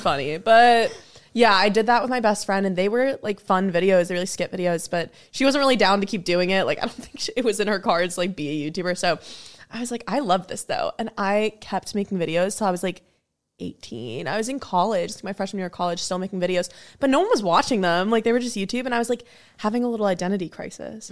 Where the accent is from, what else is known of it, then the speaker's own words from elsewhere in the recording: New Jersey, United States; now in Los Angeles, United States; I was a little girl in New Jersey